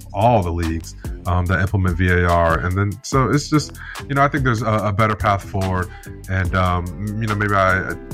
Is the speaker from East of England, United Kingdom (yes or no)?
yes; Ipswich, East of England, United Kingdom; Ipswich Town. You know, my hometown team